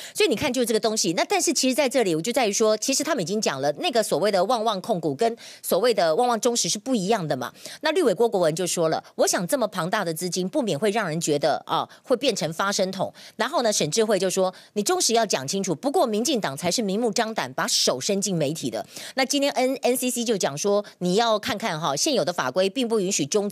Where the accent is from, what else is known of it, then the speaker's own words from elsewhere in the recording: Taiwan; 我们台湾人民